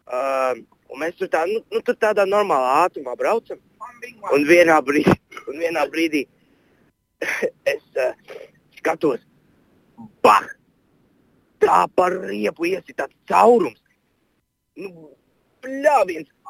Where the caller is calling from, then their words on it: Riga, Latvia; Um, es no Rīgas